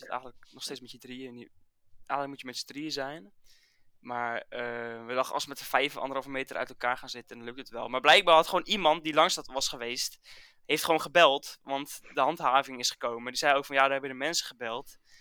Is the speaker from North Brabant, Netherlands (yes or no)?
no; Dordrecht, South Holland, Netherlands; ik kom uit Dordrecht